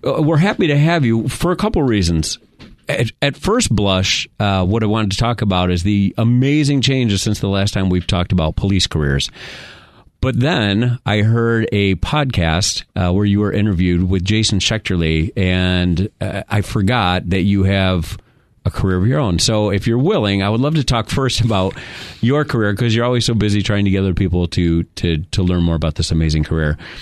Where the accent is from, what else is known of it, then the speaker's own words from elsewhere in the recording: New York, United States; I'm from New York, so I used to see the state police state troopers